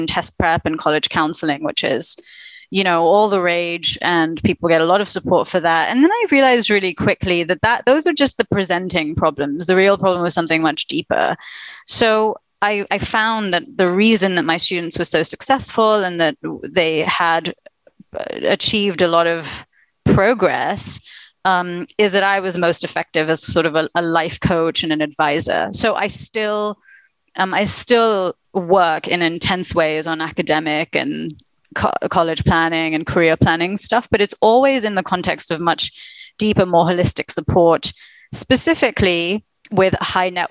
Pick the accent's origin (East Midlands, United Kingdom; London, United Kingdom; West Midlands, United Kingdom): London, United Kingdom; also born or lived in Princeton, United States / Chapel Hill, United States; now in New York, United States; I'm British, British Indian. I grew up in London